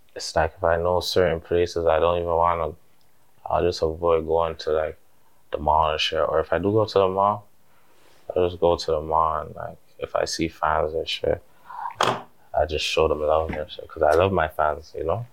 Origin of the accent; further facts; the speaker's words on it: Toronto, Ontario, Canada; growing up in Finch